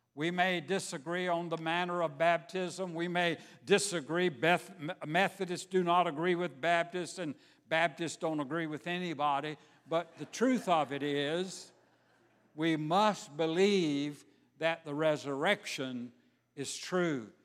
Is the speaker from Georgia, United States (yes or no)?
yes; Savannah, Georgia, United States; moved away; I grew up in Savannah, Georgia.